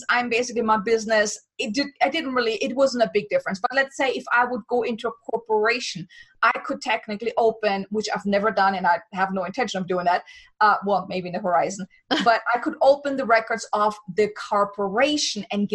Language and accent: English; Germany; moved away as an adult; now in United States; I'm from Germany